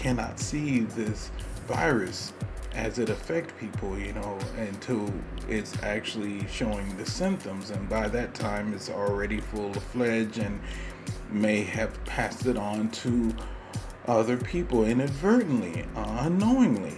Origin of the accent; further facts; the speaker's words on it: United States; I'm an American living in the United States